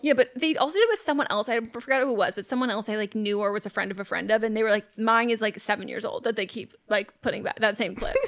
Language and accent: English; California, United States; I am born and raised in California